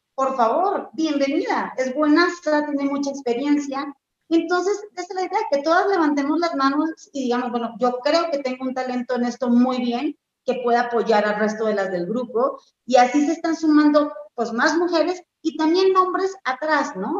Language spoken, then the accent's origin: Spanish; Argentina; moved away as an adult; now in Mexico; soy argentina y hace cinco años que voy y vengo entre México y Argentina